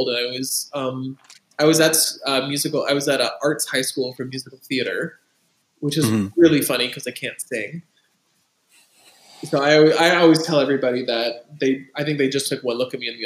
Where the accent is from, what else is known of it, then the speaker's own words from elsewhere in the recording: Toronto, Ontario, Canada; moved away as an adult; I grew up in Toronto. I lived there for 18 years.